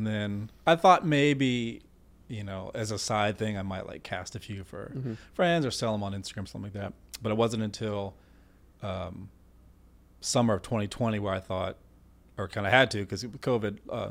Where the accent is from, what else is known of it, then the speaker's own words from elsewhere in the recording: Richmond, Virginia, United States; Actually, what was really cool, we did a 12-figure women's memorial for my hometown in Richmond.